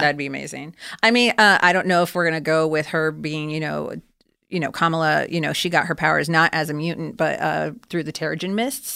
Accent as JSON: {"language": "English", "region": "Florida", "country": "United States", "moved": "yes", "lives_now": "California, United States", "said": "I'm originally from Florida, even though I live now in California."}